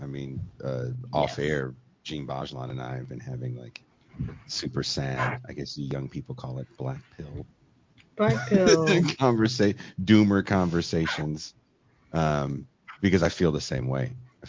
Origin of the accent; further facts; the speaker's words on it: United Kingdom; I know I'm British, but I'm just going to sound like